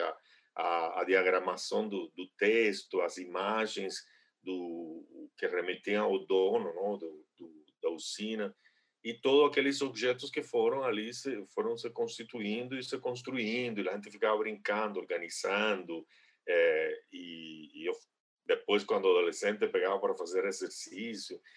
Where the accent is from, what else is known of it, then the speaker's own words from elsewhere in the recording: Villa Clara, Cuba; Portuguese is a second language; moved away as an adult; also born or lived in Havana / São Paulo, Brazil; now in Brazil; sou cubano, não, mas moro no Brasil já faz 22 anos